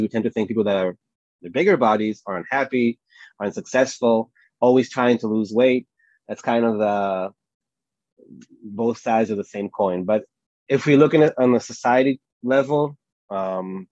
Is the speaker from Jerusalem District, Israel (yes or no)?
no; Tel Aviv, Tel Aviv District, Israel; I'm from Tel Aviv in Israel.